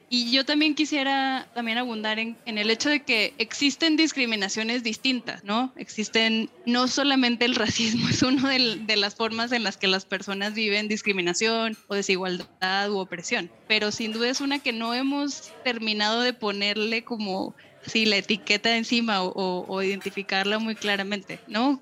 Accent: Monterrey, Nuevo León, Mexico; accent: norteño; moved away as an adult; now in Mexico City, Mexico; Yo soy regiomontana por adopción, eh, vivía ya gran parte de mis años formativos

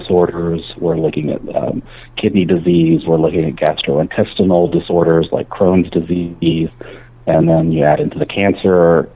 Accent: Boone County, West Virginia, United States; I grew up in Boone County, West Virginia

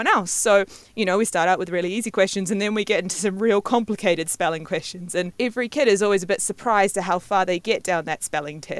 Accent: New Zealand; moved away as an adult; also born or lived in Madagascar / Scotland / London; growing up in New Zealand

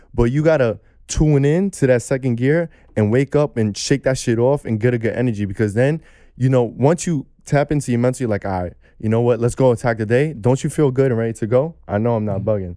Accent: New York City, New York, United States; young kid growing up in Brooklyn, New York

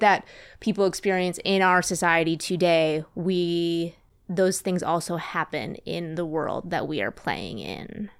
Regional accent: Wisconsin, United States; moved away; also born or lived in Twin Cities, Minnesota; I'm from the Midwest. I'm from Wisconsin originally

